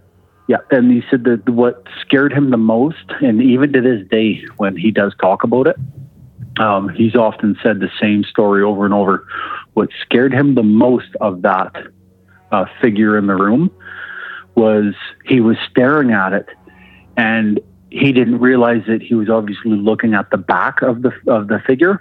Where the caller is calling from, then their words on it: Alberta, Canada; calling from Alberta.